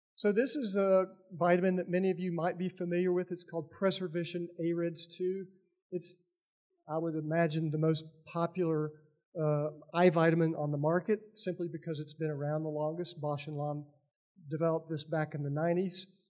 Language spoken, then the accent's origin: English; Lebanon, Tennessee, United States; I am from Lebanon, Tennessee, which is a historical town about 30 miles east of here.